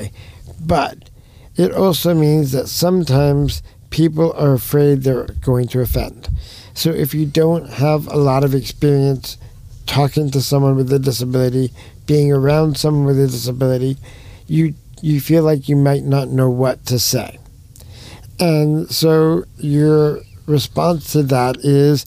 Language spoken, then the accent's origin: English; New York, United States; moved away; I'm from New York